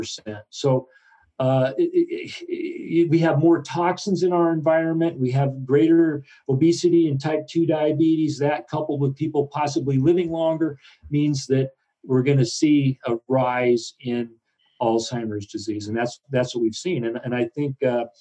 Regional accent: Southern Oregon, United States; I grew up in Southern Oregon

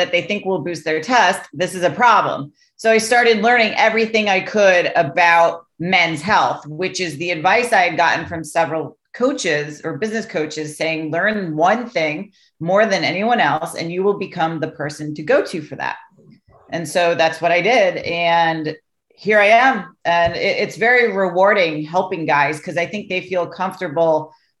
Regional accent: Greenwich, Connecticut, United States; where I grew up in Greenwich, Connecticut, was very wealthy

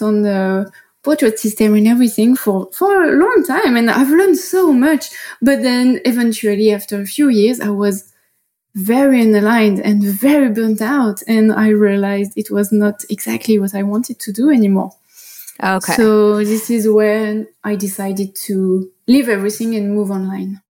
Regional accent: Paris, Île-de-France, France; accent: French; English is a second language; moved away as an adult; now in Bali, Indonesia; So I'm from Paris originally, and I started to live as an expat like four years ago

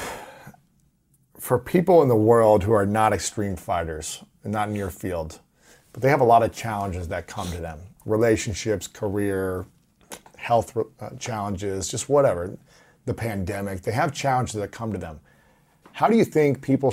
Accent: Ohio, United States; I'm from Ohio

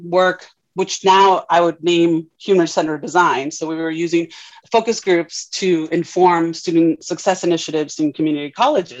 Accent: Tijuana, Baja California, Mexico; now in United States; I am Mexican. So I grew up in Tijuana, very proud of being from Tijuana. And of course, then that makes me an immigrant to the US

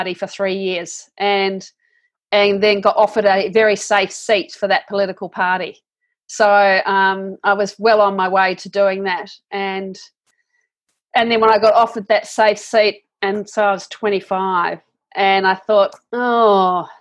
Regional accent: New Zealand; I am a New Zealander

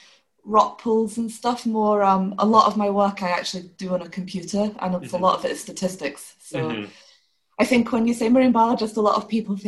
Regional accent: Scotland, United Kingdom; also born or lived in France; now in Cork, Ireland; I'm from Scotland

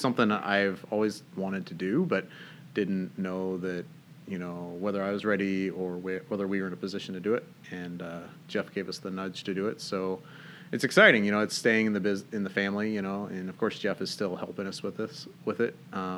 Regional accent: Northern Ireland, United Kingdom; moved away as an adult; now in United States; Yeah, so I'm actually not from Washington State. I grew up in Northern Ireland, actually. My dad was born and raised there. I was born here in the States, and when I was about a year old, my parents moved back.

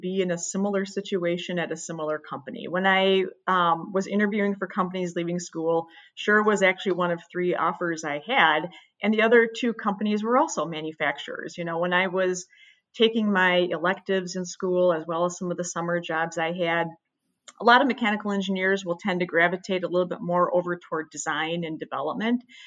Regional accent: Midwest, United States; I was born and raised in the Midwest

